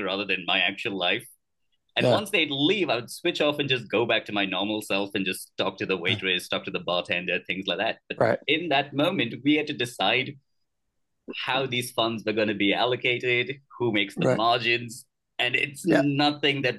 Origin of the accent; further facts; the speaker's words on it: India; moved away; also born or lived in United Kingdom; I was born in India.